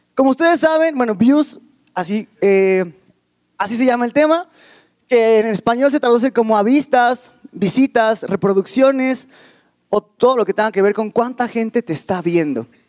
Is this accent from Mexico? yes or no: yes; Ecatepec, State of Mexico, Mexico; yo vengo de la Ciudad de México, bueno, precisamente del, Estado de México, de Catepec